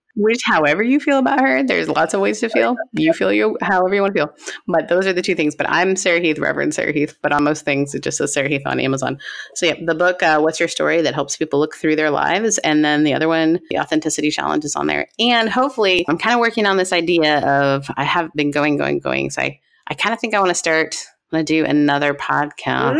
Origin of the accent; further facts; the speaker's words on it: Canada; I am like Canadian to my core